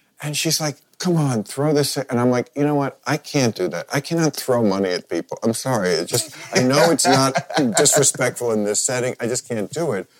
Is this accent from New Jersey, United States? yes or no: yes; New Jersey, United States; I'm from New Jersey